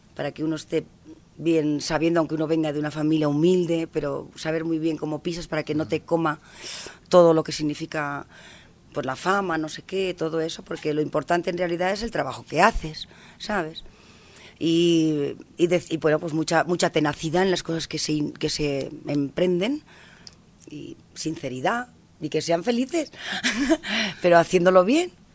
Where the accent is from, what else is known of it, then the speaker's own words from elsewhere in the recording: Spain; el folclore de mi tierra